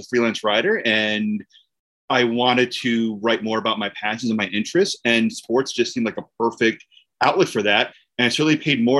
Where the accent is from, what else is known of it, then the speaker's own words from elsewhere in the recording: Aberdeen, New Jersey, United States; moved away as an adult; now in Ithaca, United States; I grew up in Aberdeen, New Jersey, Central Jersey